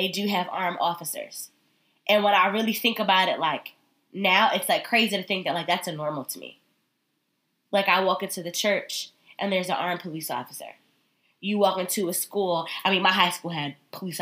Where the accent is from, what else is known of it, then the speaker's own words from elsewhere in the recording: Connecticut, United States; I am from Connecticut